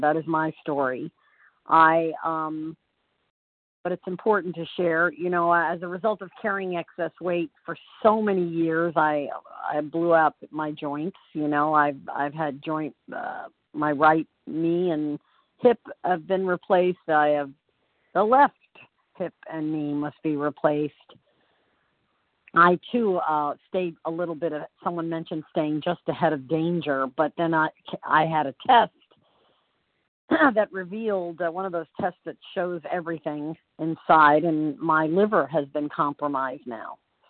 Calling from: Orlando, Florida, United States; I'm calling from Orlando, Florida.

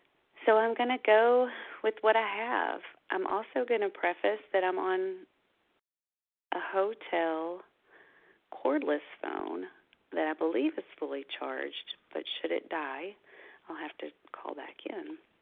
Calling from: Kentucky, United States; I am a recovered compulsive overeater from Kentucky, but I'm actually calling from Longboat Key, Florida this morning.

